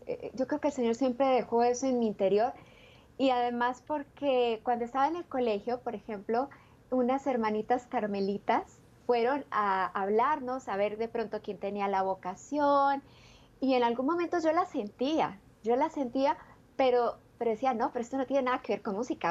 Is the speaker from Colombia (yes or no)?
yes; Ubaté, Cundinamarca, Colombia; nací en un pueblecito pequeñito, una villa que queda muy cerca de Bogotá y se llama Villa de San Diego de Iguaté